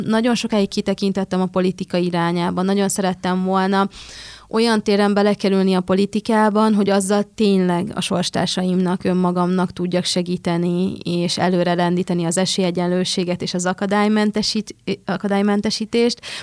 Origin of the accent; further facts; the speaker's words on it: Budapest, Hungary; Én ugye Budapesten születtem, Budapesten jártam gimnáziumba